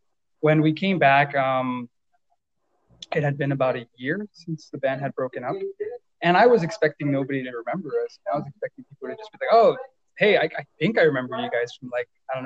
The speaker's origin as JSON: {"language": "English", "town": "Brownsville", "region": "Texas", "country": "United States", "said": "I'm from Brownsville, Texas"}